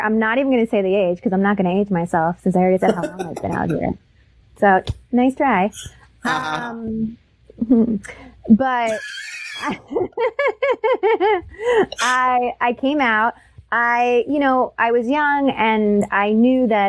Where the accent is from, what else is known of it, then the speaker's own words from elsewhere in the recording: New Jersey, United States; moved away as an adult; also born or lived in New York; now in Los Angeles, United States; I'm born and raised in New Jersey